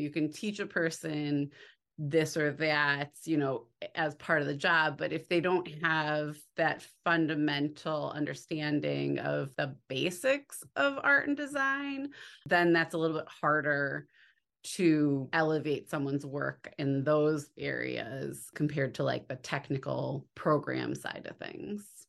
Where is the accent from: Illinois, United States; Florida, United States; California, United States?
Illinois, United States; near Chicago; I grew up near Chicago, so I grew up by the Art Institute